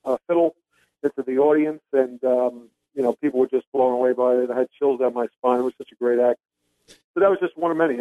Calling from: Edgewater, Florida, United States; I'm calling from good old Edgewater, Florida.

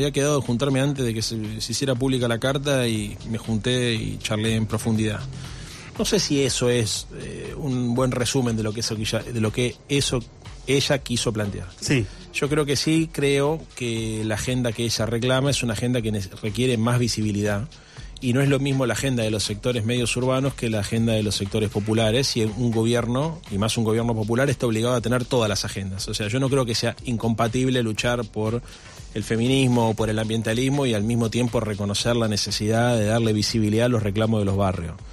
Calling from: Caballito, Buenos Aires, Argentina; de Caballito, quisiera pedir un tema

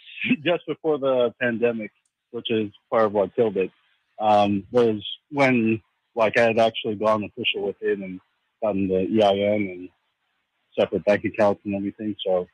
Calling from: New Jersey, United States; I'm calling from New Jersey.

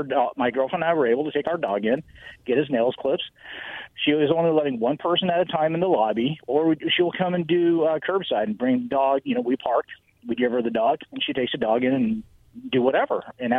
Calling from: Richland, United States; Yeah, this is …. I'm in Richland.

